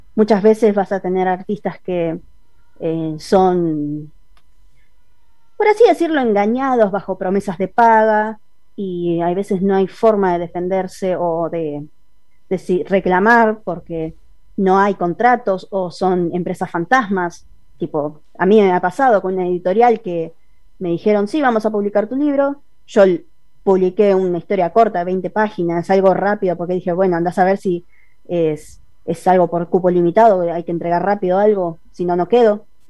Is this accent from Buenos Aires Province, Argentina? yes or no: yes; Buenos Aires Province, Argentina; Soy de Buenos Aires, zona oeste. Ah. Toda la vida fui de acá